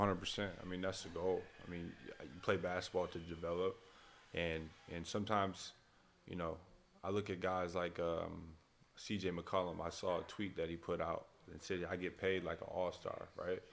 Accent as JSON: {"language": "English", "town": "Flint", "region": "Michigan", "country": "United States", "tie": "born or raised there", "said": "I'm a kid from Flint, Michigan, and um, it's a rich basketball community there"}